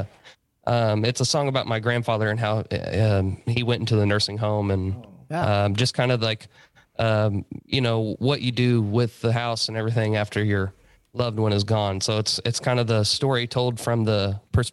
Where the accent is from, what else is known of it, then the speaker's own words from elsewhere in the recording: Carmi, Illinois, United States; I was raised right here in Carmi, just small towns, a little river town